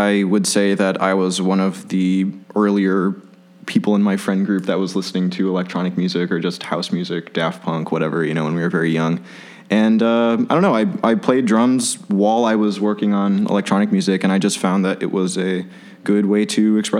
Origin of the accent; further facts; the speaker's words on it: Chicago, Illinois, United States; I'm born and raised in Chicago